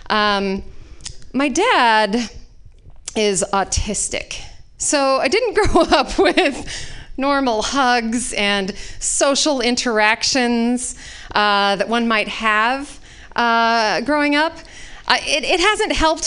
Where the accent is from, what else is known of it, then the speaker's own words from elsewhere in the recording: Utah, United States; moved away; I was raised in Utah